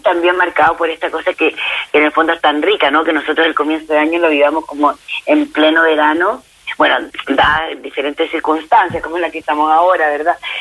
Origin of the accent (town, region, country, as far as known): Chile